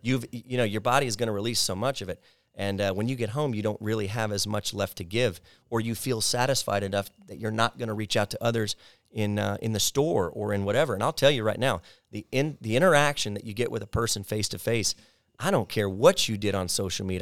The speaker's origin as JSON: {"language": "English", "town": "College Station", "region": "Texas", "country": "United States", "tie": "born or raised there", "said": "I come from a small town with a big university called College Station, Texas"}